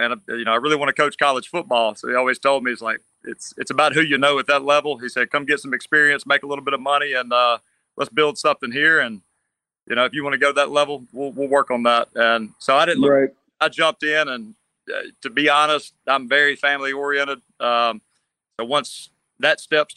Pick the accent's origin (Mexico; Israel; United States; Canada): United States; Natchez, Mississippi; moved away as an adult; now in Gulf Coast, Mississippi, United States; I'm from Natchez, Mississippi. I grew up my dad was a football coach at South Natchez